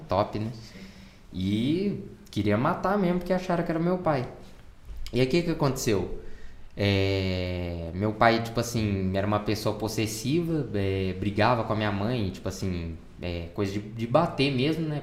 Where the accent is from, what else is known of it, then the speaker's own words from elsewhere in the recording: São João del-Rei, Minas Gerais, Brazil; also born or lived in Oliveira; a gente morava em São João del Rei, que era a minha, minha cidade onde eu nasci.